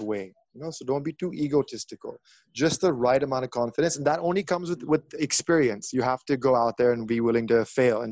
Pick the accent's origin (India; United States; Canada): India; Delhi; I'm from Delhi and I'm also a Don